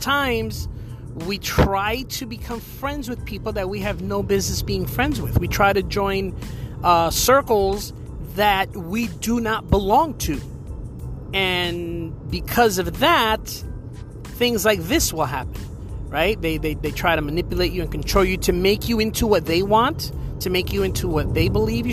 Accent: New Jersey, United States; moved away as an adult; now in Florida, United States; I moved from New Jersey to Florida years ago

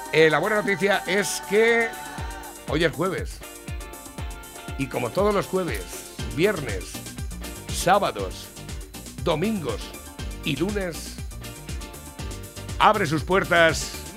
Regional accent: Spain; Yo lo que pasa es que soy español de los sin conocimiento.

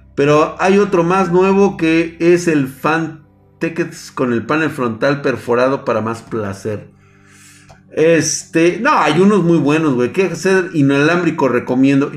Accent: Mexico

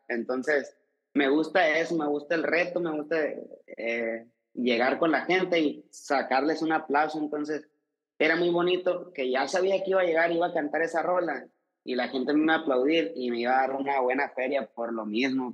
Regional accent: Sonora, Mexico; born or raised there; also born or lived in Guadalajara

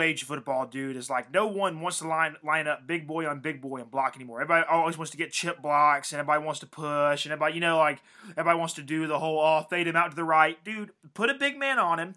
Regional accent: Cartersville, Georgia, United States; Cartersville, Georgia, my hometown

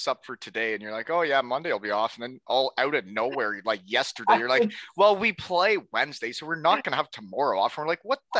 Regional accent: Canada; moved away; also born or lived in United States / Germany; I had all my hockey buddies from the U.S. and then my hometown buddies from Canada.

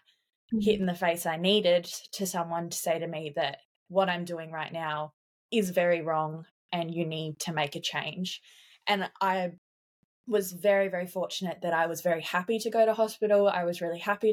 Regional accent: South Australia, Australia; moved away as an adult; now in Queensland, Australia; I moved interstate on my 18th birthday. So I moved from South Australia to Queensland

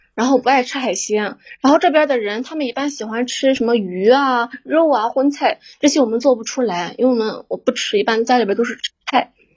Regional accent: Shandong, China; 我们山东那边儿，我对象是干装修的嘛

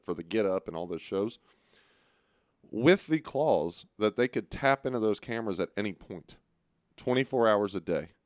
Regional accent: Beaumont, Texas, United States; I'm from Beaumont.

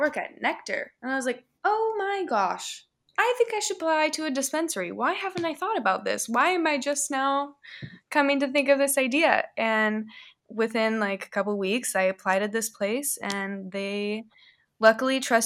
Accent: McMinnville, Oregon, United States; I grew up in McMinnville, Oregon, which is like wine country

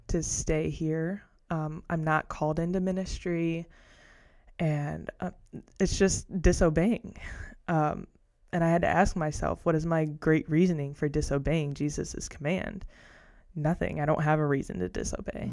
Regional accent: Ohio, United States; I'm from Ohio, the same hometown as Josiah.

